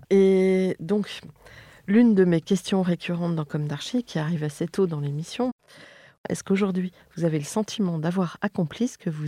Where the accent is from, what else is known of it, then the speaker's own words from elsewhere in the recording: Paris, Île-de-France, France; Je suis parisien.